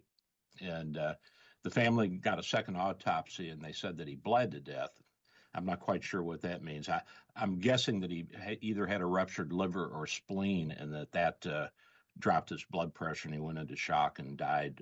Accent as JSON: {"language": "English", "region": "the South", "country": "United States", "tie": "born or raised there", "said": "I grew up in the South"}